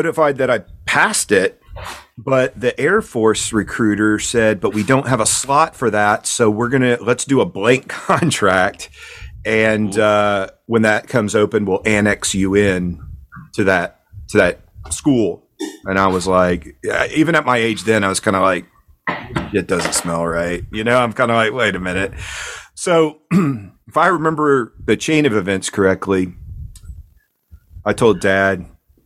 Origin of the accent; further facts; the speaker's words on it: East Coast, United States; moved away as an adult; I'm from the East Coast.